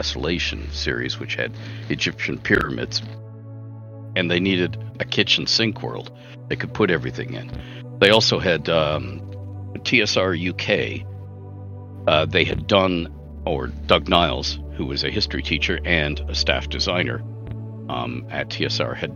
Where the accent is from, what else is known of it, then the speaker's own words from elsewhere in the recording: Canada; I'm Canadian